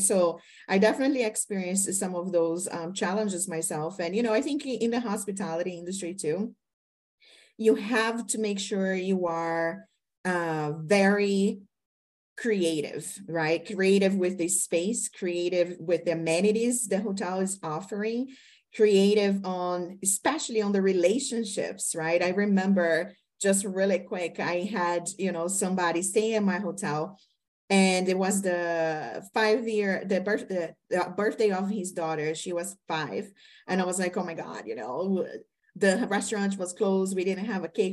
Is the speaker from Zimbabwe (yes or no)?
no; Brazil; moved away; being a Latino woman, right? I'm from Brazil